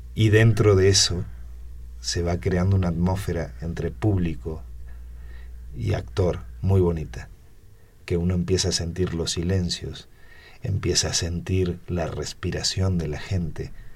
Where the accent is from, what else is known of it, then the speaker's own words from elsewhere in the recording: Buenos Aires Province, Argentina; moved away as an adult; now in Mexico; yo soy mexicano por adopción. O sea, mi origen, este, yo vengo de Argentina tengo casi 30 años aquí